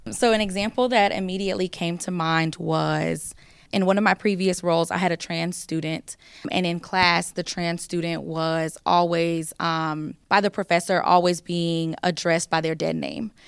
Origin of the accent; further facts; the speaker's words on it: the South, United States; I'm from the South